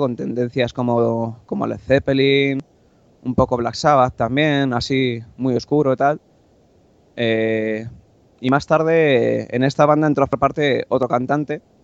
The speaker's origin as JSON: {"language": "Spanish", "town": "Getafe", "region": "Community of Madrid", "country": "Spain", "said": "soy un chico de, Madrid, Getafe concretamente"}